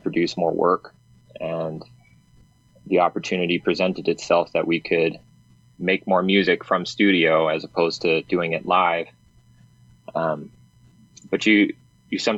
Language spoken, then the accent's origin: English; Albuquerque, New Mexico, United States; I was born and raised in Albuquerque